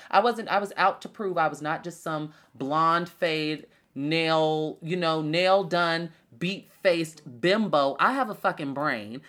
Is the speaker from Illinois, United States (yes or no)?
yes; Chicago, Illinois, United States; a girl from Chicago